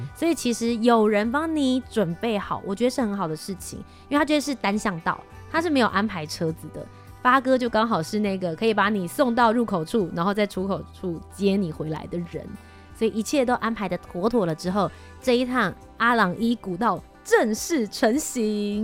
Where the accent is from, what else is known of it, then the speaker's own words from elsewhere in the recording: Taiwan; 我和Ethan身为一个台湾人